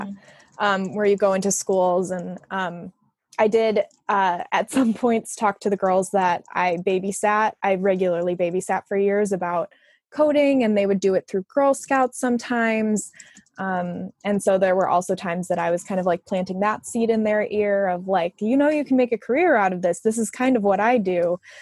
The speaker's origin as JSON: {"language": "English", "town": "Arlington Heights", "region": "Illinois", "country": "United States", "moved": "as an adult", "lives_now": "Chicago, United States", "said": "I'm originally from Arlington Heights, but I've been in Chicago for the last eight or so"}